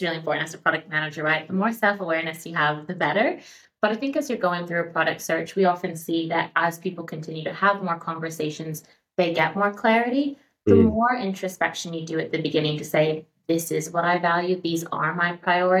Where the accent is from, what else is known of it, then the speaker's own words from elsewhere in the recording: United States; moved away as an adult; also born or lived in San Francisco; now in Australia; I am American